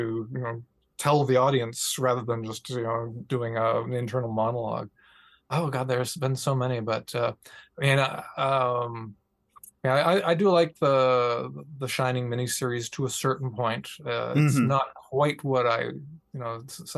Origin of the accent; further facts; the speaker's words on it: New Brunswick, Canada; I grew up in New Brunswick in Eastern Canada.